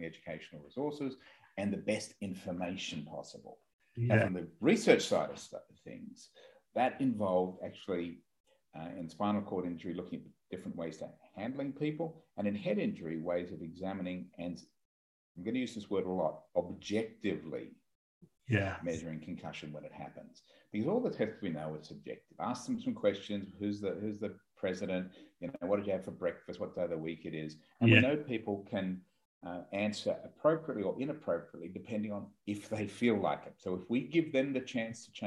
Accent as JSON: {"language": "English", "country": "Australia", "said": "I am an Australian. We're a long way away from you at the moment."}